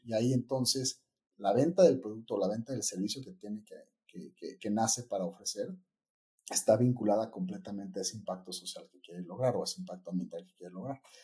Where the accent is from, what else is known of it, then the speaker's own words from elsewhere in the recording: Mexico; also born or lived in New York; así es como el mexicano le dice a la pizza